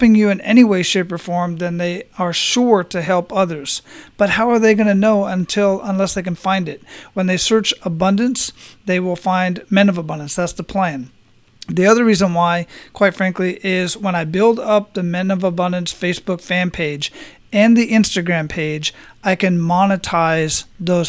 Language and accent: English; Phoenix, Arizona, United States; I'm originally from Phoenix, so the climate and the scenery and whatnot is not too different from what I grew up